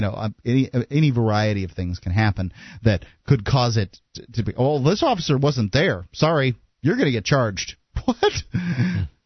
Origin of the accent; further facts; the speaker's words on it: Bradenton, Florida, United States; I'm from Sarasota, Florida, eh, actually Bradenton, Sarasota area